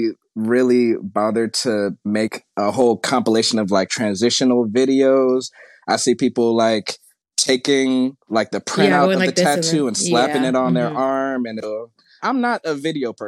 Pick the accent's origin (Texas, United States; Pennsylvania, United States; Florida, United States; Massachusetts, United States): Florida, United States; also born or lived in Hawaii; now in Atlanta, United States; I'm from Florida, and I was born in Hawaii. I've never been to Hawaii